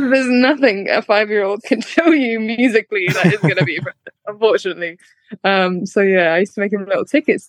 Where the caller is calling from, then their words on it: Manchester, North West England, United Kingdom; So Manchester, but I was in London yesterday to drop off like a birthday present and go to an event, and then I've come back home today